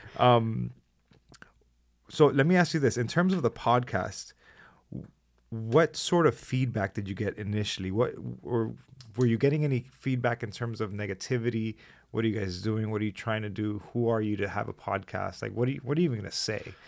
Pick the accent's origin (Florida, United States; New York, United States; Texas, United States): Florida, United States; Hialeah; I'm a kid from Hialeah